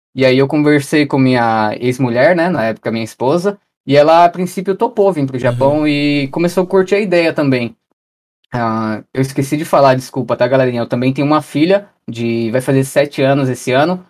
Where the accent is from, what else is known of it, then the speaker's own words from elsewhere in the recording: Ibiúna, São Paulo, Brazil; accent: paulista; moved away as an adult; also born or lived in Cotia; now in Japan; Eu sou de uma cidade do interior chamada Ibiúna